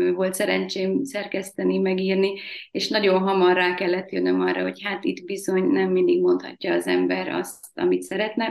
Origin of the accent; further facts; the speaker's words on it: Tatabánya, Komárom-Esztergom, Hungary; Tatabányán születtem, tipikus panellánynak tartom magam